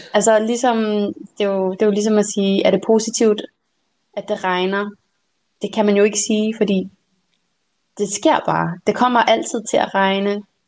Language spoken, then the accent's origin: Danish; Denmark; first language Danish; dansk er mit modersmål